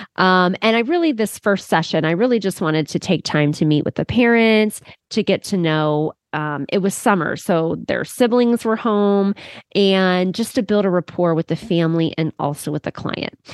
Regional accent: Cleveland, Ohio, United States; this student actually lived here in my hometown

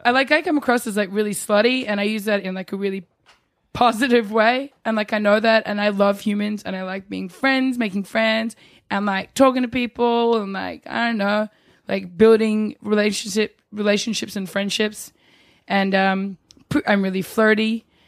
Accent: New Zealand; also born or lived in Australia; now in New York, United States; I was born in New Zealand

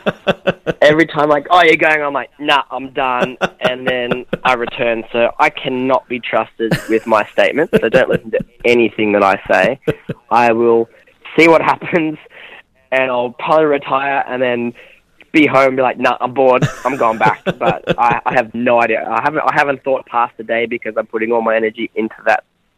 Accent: Australia; I'm Australian

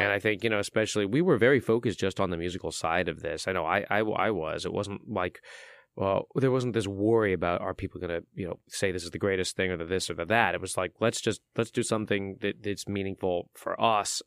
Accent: San Francisco, California, United States; moved away as an adult; now in Louisville, United States; I came from San Francisco, uh, that, that's my hometown

